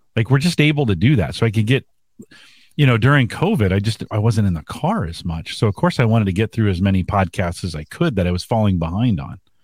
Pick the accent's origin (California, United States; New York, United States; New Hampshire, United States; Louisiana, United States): California, United States; moved away; I was from California.